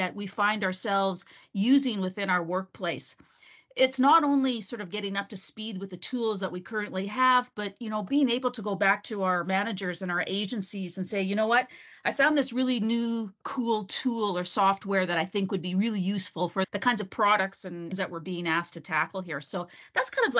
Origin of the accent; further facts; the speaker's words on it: Vancouver, British Columbia, Canada; Vancouver, my hometown